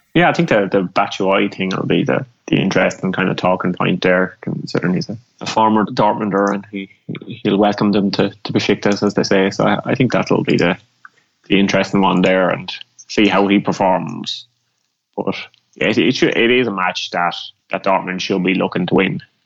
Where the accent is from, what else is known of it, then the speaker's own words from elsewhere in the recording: Ireland; as an Irish person